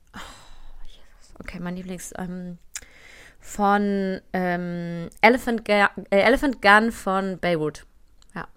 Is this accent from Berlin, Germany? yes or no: no; Cologne, North Rhine-Westphalia, Germany; ich bin Rheinländerin, ich bin Kölnerin